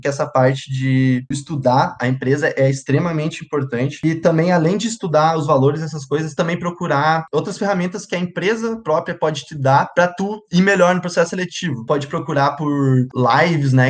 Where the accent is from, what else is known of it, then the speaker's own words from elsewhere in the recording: Santa Rosa, Rio Grande do Sul, Brazil; moved away as an adult; also born or lived in Santa Maria; now in Sapucaia do Sul, Brazil; sou natural de Santa Rosa